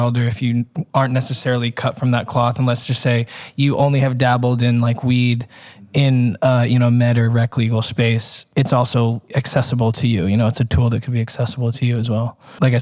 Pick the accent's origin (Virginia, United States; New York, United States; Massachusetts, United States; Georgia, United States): Georgia, United States; I grew up in Georgia. So it was like the Bible Belt